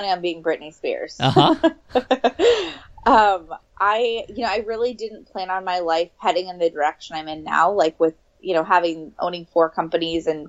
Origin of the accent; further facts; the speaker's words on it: right outside Napa, California, United States; also born or lived in Sacramento; I grew up right outside Napa.